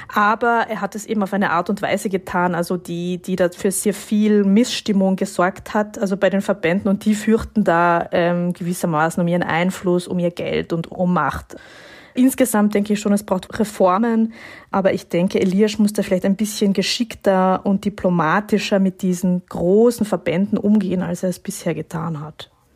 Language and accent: German; Carinthia, Austria; ich bin in Kärnten, also im Süden Österreichs, aufgewachsen in einem Skigebiet.